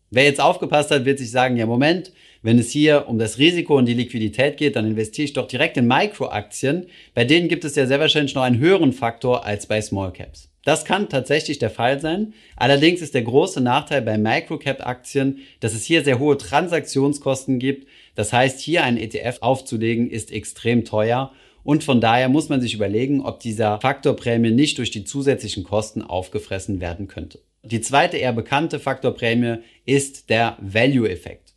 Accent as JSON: {"language": "German", "country": "Germany", "said": "bei uns in Deutschland"}